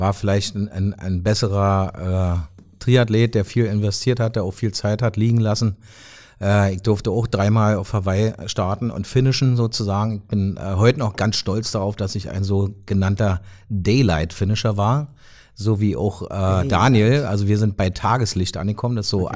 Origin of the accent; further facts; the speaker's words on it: Brandenburg an der Havel, Brandenburg, Germany; also born or lived in Magdeburg; now in Potsdam, Germany; komme ja ursprünglich aus Brandenburg Stadt